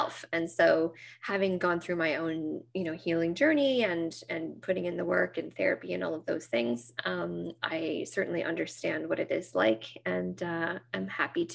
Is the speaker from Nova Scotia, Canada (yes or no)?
yes; Nova Scotia, Canada; I'm from Nova Scotia, so just north of Maine